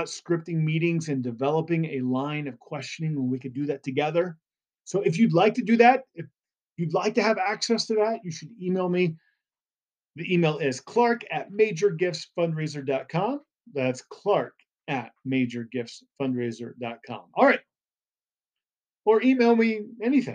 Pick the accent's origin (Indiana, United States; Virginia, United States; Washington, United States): Indiana, United States; I grew up in Indiana